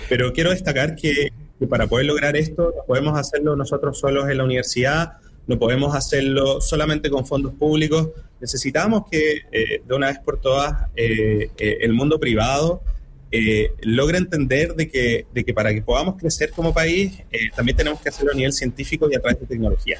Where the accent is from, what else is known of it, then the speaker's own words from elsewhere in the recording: Chile; nuestra identidad como, como chilenos y chilenas